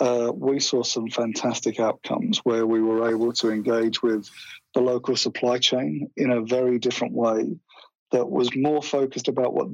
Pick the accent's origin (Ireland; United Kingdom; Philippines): United Kingdom; England; accent: English; now in Australia; When I go back there, they seem to think that my accent's become Australian, and when I'm here, I'm still seen as sounding like an Englishman.